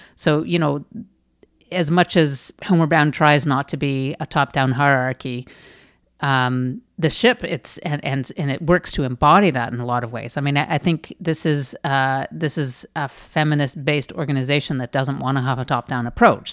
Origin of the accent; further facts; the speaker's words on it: Canada; I'm Canadian